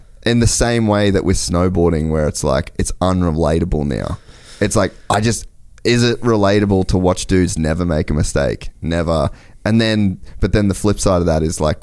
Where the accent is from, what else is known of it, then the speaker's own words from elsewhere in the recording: Australia; moved away; I grew up in Australia